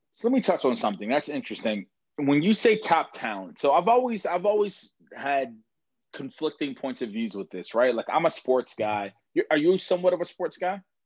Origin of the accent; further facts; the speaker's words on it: Baltimore, Maryland, United States; I grew up in Baltimore